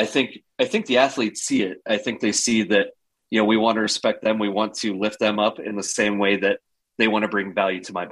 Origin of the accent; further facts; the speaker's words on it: Cozad, Nebraska, United States; now in Lincoln, United States; I'm from Cozad originally, central Nebraska. So I grew up with Chris Dishman